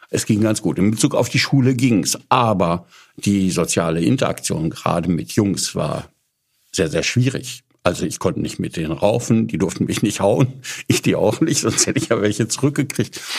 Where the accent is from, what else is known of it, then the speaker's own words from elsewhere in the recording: Paderborn, North Rhine-Westphalia, Germany; Also ich bin ähm, in Paderborn aufgewachsen.